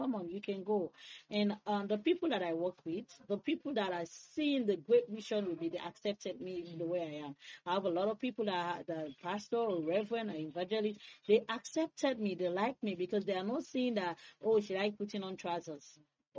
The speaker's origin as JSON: {"language": "English", "town": "Freetown", "region": "Western Area", "country": "Sierra Leone", "tie": "born or raised there", "said": "I was born and raised in Freetown"}